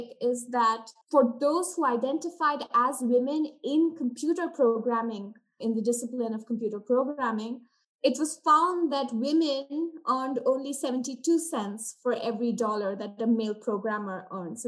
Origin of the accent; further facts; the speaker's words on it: India; moved away as an adult; now in United States; I was born and brought up in India, and I attended schooling in India and did my undergrad from India, after which I traveled here to the US